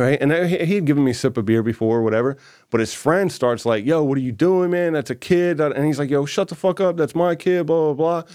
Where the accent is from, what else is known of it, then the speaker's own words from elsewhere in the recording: Newport News, Virginia, United States; my first memories is Hampton, Newport News area